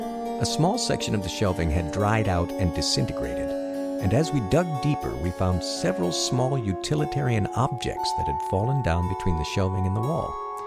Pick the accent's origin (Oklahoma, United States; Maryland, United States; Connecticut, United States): Connecticut, United States; We're from Connecticut and had opened a small branch of our mainland business on one of the wharves here the previous summer.